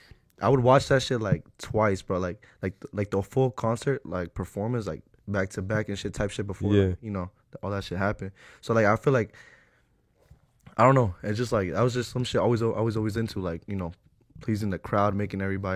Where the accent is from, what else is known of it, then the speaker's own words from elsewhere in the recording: Ecuador; We're Ecuadorian.